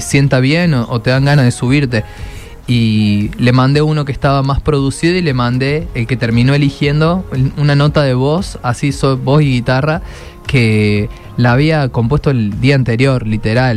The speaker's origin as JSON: {"language": "Spanish", "country": "Argentina", "said": "para nosotros es muy cotidiano en Argentina"}